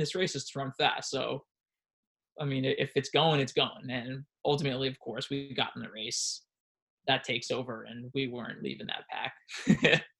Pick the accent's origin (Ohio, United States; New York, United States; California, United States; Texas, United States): New York, United States; Washingtonville; I'm from Washingtonville, Orange County